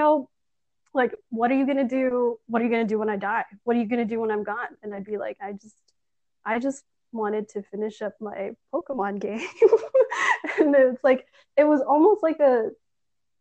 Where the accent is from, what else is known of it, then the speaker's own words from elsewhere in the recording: Canada; I'm Filipino, first generation Canadian